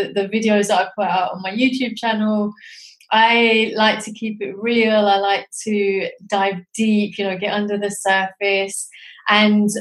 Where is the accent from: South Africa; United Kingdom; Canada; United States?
United Kingdom; London; also born or lived in Pakistan (ancestry) / South East England; now in Edinburgh, United Kingdom; I was born in London, and my family are originally from Pakistan. And myself, I live in Scotland, in Edinburgh.